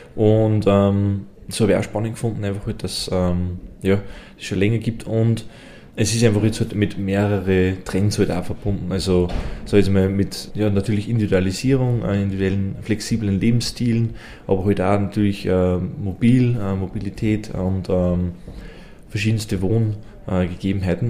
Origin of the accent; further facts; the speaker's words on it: Innviertel, Upper Austria, Austria; bei uns im Innviertel